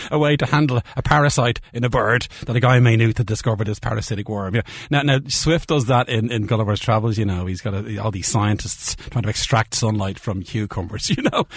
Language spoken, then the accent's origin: English; Ireland; moved away as an adult; also born or lived in London; I left Ireland in the mid-eighties